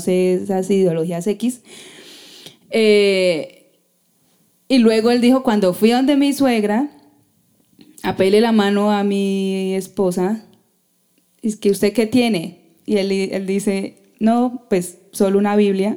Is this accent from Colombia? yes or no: yes; Colombia; como sociedad colombiana somos muy recocheros